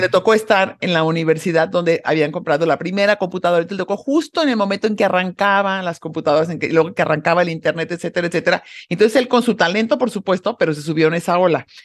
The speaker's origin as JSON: {"language": "Spanish", "country": "Mexico", "said": "soy una mexicana súper orgullosa de ser mexicana"}